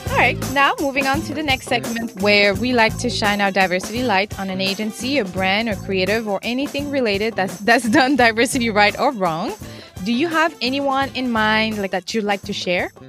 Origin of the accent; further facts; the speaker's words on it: Senegal; moved away; also born or lived in Cape Verde; I was born and raised in Senegal, and I'm from Cape Verde, which is um, a Portuguese island